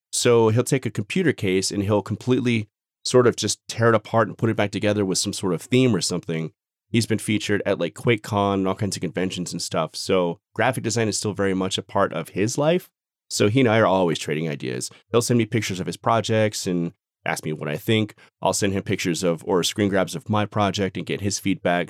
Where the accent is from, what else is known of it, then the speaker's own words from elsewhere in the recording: Phoenix, Arizona, United States; moved away as an adult; now in Denver, United States; Born and raised in Phoenix, Phoenix, Arizona, I moved to Colorado, like, Denver area about a year and a half ago